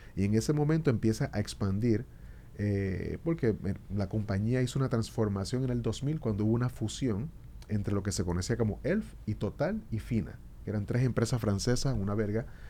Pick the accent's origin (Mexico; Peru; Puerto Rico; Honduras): Puerto Rico; now in Dominican Republic; Puerto Rico, que yo soy, puertorriqueño